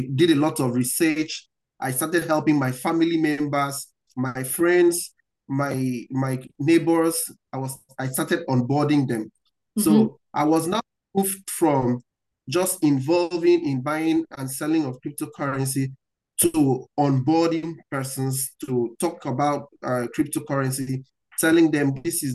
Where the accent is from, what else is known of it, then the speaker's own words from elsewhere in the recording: Nigeria; From where I'm coming from, I'm coming from Africa, I'm coming from Nigeria.